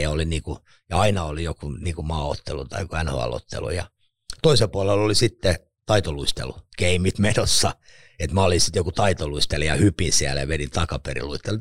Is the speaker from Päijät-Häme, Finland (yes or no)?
yes; Lahti, Päijät-Häme, Finland; synnyin tuolla Lahdessa Kalliolla Tonttilan alueella kerrostalo